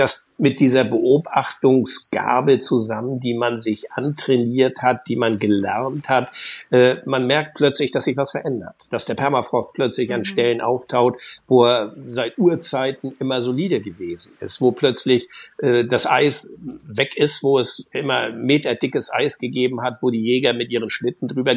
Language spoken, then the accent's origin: German; Germany; ich bin an der Nordsee groß geworden, überwiegend